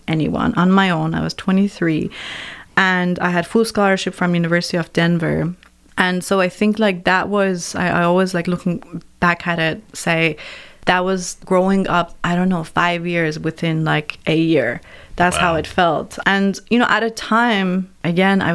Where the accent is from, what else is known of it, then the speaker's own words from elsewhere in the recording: Iran; moved away; growing up in Iran, we had so many mythical stories and literature